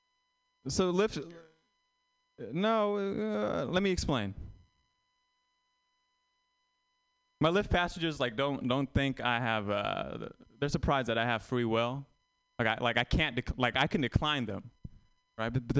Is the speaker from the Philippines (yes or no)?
no; Vietnam; moved away; I'm Vietnamese, and I tell people I was born in Vietnam, and I haven't been back.